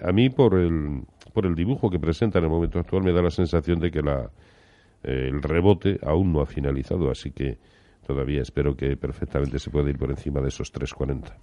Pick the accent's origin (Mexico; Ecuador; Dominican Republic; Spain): Spain; Valladolid, Castile and León; yo como soy de Valladolid